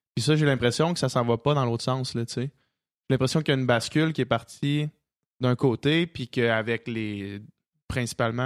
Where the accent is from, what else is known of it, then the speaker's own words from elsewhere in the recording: Quebec City, Quebec, Canada; moved away; on vient de Québec